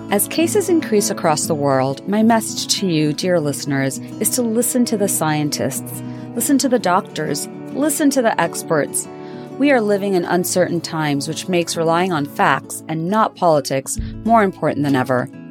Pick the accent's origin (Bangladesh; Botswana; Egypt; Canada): Bangladesh; I grew up in Bangladesh